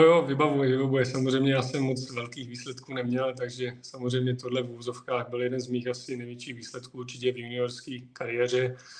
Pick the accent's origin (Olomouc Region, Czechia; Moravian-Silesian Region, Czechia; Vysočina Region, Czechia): Olomouc Region, Czechia; Přerov; moved away; also born or lived in Prostějov; já jsem původem z Přerova, tam jsem se narodil